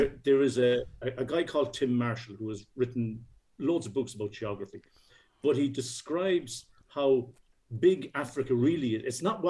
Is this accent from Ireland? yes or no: yes; Castlebar, Connacht, Ireland; I was born in Castlebar on the West Coast.